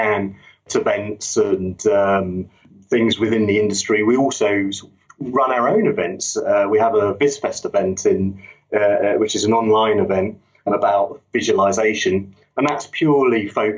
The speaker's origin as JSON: {"language": "English", "region": "London", "country": "United Kingdom", "tie": "born or raised there", "moved": "as an adult", "lives_now": "Yorkshire, United Kingdom", "said": "I grew up in London"}